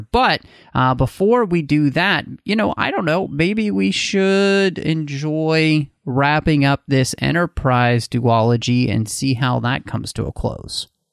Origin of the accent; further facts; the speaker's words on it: Texas, United States; moved away; also born or lived in Pacific Northwest; I grew up in Texas